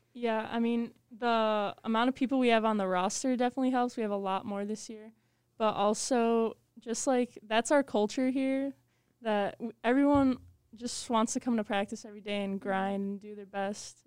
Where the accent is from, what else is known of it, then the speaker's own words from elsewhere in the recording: Chicago, Illinois, United States; I'm from Chicago, Illinois